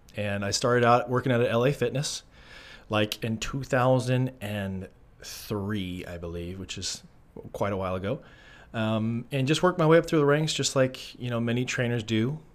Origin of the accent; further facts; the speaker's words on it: Arizona, United States; moved away as an adult; I'm from Arizona originally. I am a Arizona transplant